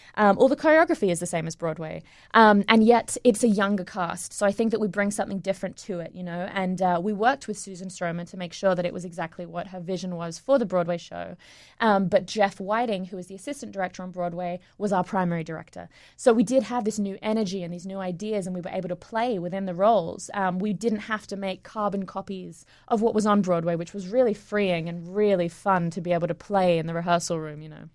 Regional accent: Sydney, New South Wales, Australia; moved away as an adult; also born or lived in England; now in New York, United States; I was born in England, um, and when I was eight, I moved to Sydney, um, to Australia. And, um, went to high school there

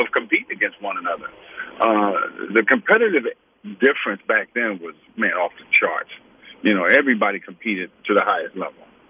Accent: Atlanta, Georgia, United States; also born or lived in France; I was born in Sorbonne, France, but Atlanta is where I'm from.

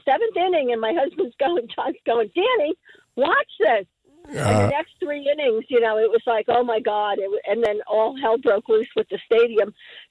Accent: Linden, New Jersey, United States; I grew up in Lyndon, Elizabeth area.

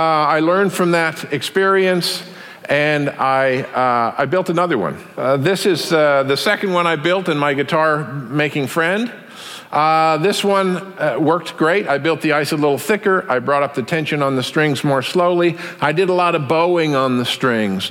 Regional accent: Taos, New Mexico, United States; my hometown, Taos, New Mexico

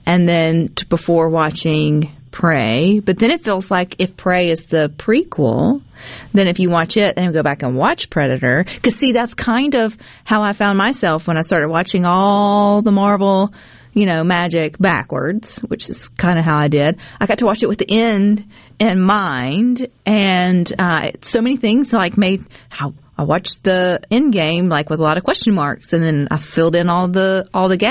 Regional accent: United States; I'm American

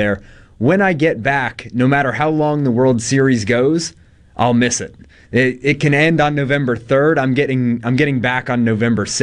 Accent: Atlanta, Georgia, United States; moved away as an adult; now in Mississippi, United States; I am going back to my hometown of Atlanta

